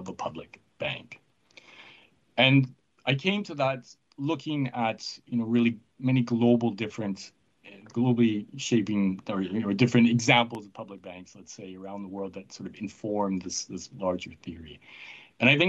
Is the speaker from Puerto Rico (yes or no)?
no; Canada; I'm from Canada